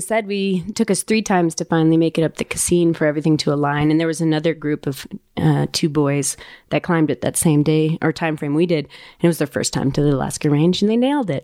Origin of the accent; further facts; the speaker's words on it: Ouray, Colorado, United States; I grew up in Uray